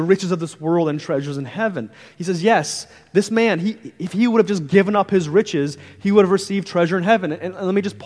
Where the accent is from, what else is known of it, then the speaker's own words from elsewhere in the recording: St. Louis, Missouri, United States; moved away as an adult; I'm from the Midwest, I'm from around the St. Louis area, and me and my wife, we were just like, hey, all of our family is there. Me and my wife went to high school together